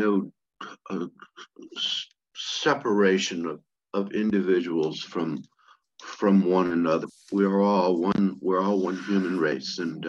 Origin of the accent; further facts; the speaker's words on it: Virginia, United States; Most of the 60s that I recall was growing up in Virginia